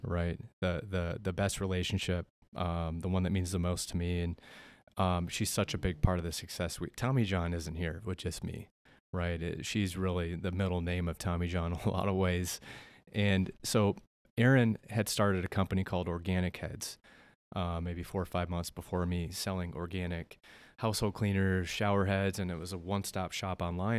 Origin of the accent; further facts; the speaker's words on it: South Dakota, United States; born and raised in Melbourne, South Dakota, the northeast part of the state.